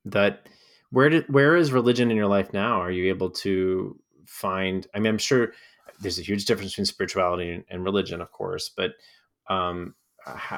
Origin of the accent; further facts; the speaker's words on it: the South, United States; moved away; growing up in the South